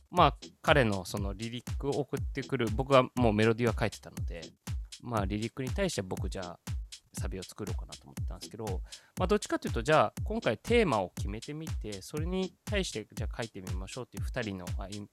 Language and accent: Japanese; Italy; now in Japan; イタリア生まれイタリア育ちで日本人として育ってきて